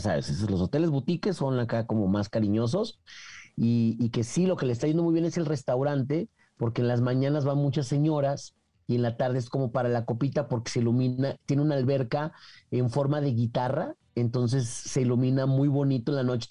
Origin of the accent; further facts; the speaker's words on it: Jalisco, Mexico; soy de Jalisco